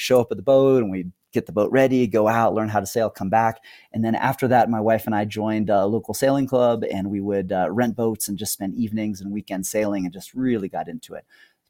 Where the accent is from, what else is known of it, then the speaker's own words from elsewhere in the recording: Spain; also born or lived in Morocco; I grew up in Spain and Morocco, and a big part of our family culture was just traveling, just a love of traveling and exploring.